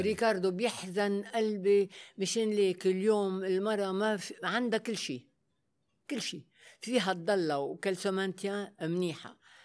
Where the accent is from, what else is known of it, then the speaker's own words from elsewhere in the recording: Lebanon; Arabic is a second language; also born or lived in Africa; انا اول لبنانيه يلا فتحت الباب للعرض الازياء